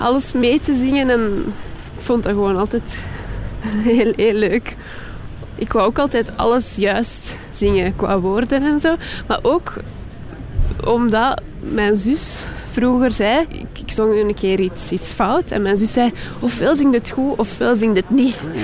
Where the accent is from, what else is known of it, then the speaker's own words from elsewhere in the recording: Jette, Brussels-Capital Region, Belgium; moved away; also born or lived in Kapelle-op-den-Bos; Ik ben, ik ben opgegroeid in Jette. En dan naar Kapellen op den Bos verhuisd.